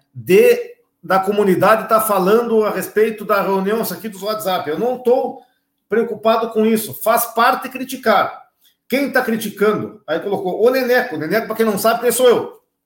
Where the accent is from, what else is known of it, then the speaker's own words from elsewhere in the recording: Brazil; eu me criei lá no Armor